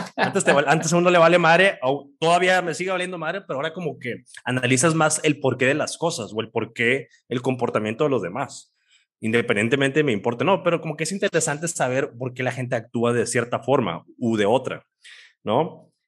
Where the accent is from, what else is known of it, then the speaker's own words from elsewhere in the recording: Mexico; aquí vivimos, somos mexicanos